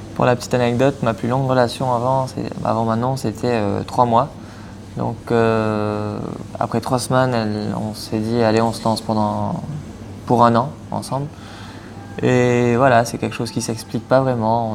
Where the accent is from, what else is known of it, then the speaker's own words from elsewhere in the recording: Mauritius; moved away as an adult; also born or lived in Poitiers / La Rochelle; je viens de l'île Maurice